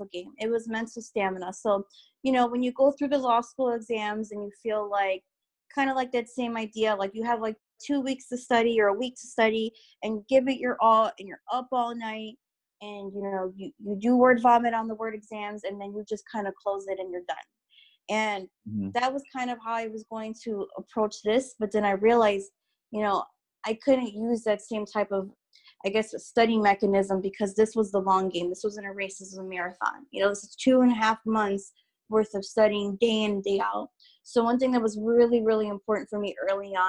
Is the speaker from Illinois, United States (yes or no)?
yes; Chicago, Illinois, United States; I'm from Chicago, Illinois. So inner city, northwest side.